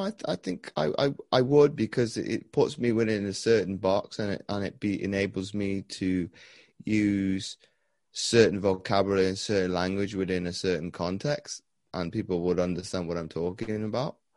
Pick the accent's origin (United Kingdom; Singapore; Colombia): United Kingdom; Wales; I've been growing up in, in Wales